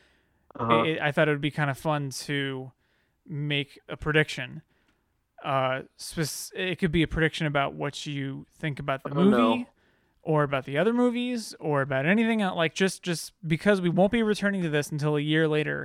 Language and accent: English; Texas, United States; now in Boston, United States; I'm a Texan, but I've gone to New York.